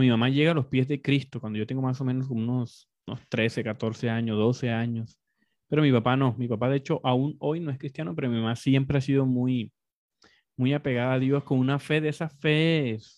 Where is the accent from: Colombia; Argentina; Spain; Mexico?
Colombia; yo nací en la parte occidental de Colombia, pero me crié en diferentes contextos, costa, en Colombia somos muy multi, multiregionales, como muy diversos